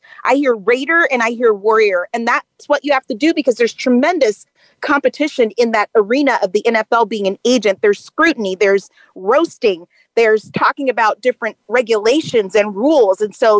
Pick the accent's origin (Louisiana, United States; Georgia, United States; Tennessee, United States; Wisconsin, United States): Louisiana, United States; New Orleans; my hometown of NOLA, New Orleans, Louisiana.